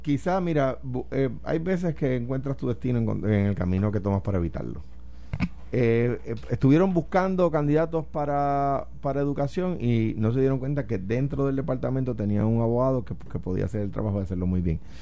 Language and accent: Spanish; Puerto Rico; nuestra patria